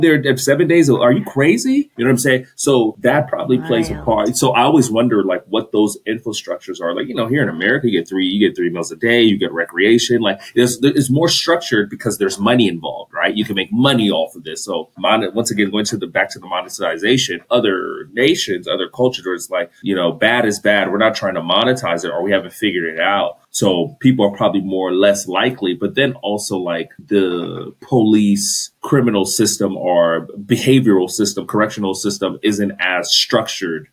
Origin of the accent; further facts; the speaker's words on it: Los Angeles, California, United States; I'm from